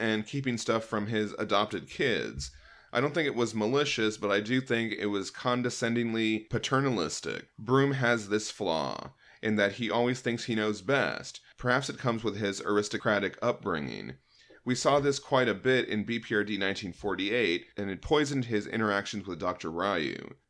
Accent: Guanajuato, Mexico; a small city just 50 kilometers away from my hometown in the state of Guanajuato.

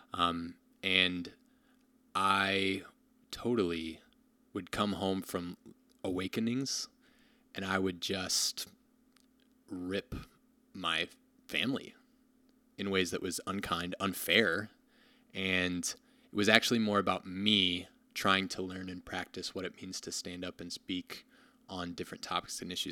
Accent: Rockford, Illinois, United States; moved away as an adult; also born or lived in Ohio; now in Madison, United States; I grew up in Rockford, Illinois

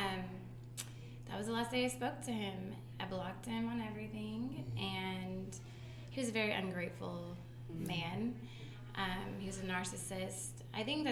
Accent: Dallas, Texas, United States; I am from Dallas County, Dallas

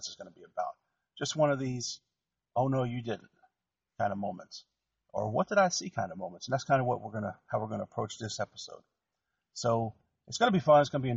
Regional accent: New Jersey, United States; I grew up in New Jersey

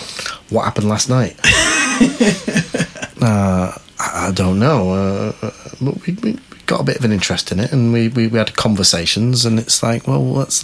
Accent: Manchester, North West England, United Kingdom; moved away; I'm from Manchester originally.

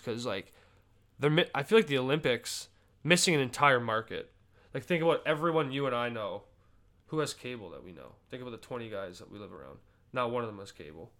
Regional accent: Canada; I'm obviously Canadian

